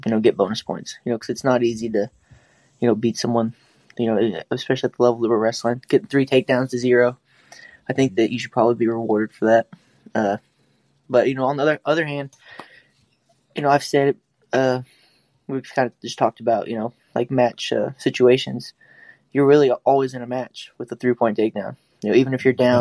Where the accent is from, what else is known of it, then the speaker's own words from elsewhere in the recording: Oklahoma, United States; growing up in Oklahoma